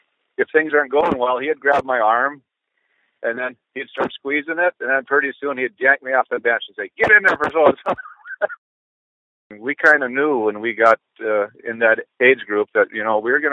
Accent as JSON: {"language": "English", "town": "Epping", "region": "North Dakota", "country": "United States", "tie": "born or raised there", "said": "I was born on June 3rd, 1960. Grew up on a farmhouse out of Epping, and I still reside there. I work in Wollaston, North Dakota."}